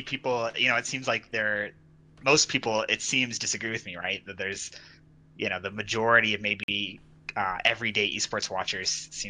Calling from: Salt Lake City, Utah, United States; Hi. I am from Salt Lake City, Utah.

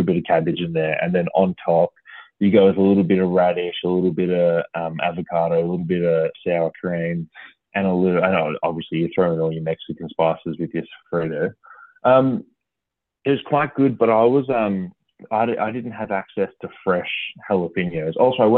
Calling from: Creswick, Victoria, Australia; No, I'm in the beautiful part of the world called Creswick, mate, just about half an hour out of Ballarat

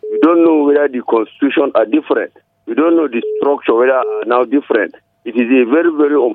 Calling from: Chicha and T Junction, Plateau, Nigeria; I'm calling from Chicha and T Junction.

